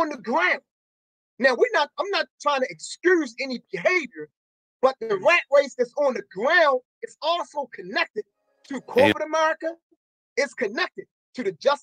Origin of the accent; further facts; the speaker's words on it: Baltimore, Maryland, United States; In the lower part of Park Heights, I'm talking about from Cold Spring all the way down to Park Circle, Reisterstown Road to Green Spring Avenue. That's a huge area. Yeah. There is not a single school. Dr. Martin Luther King, the school I went to, is closed down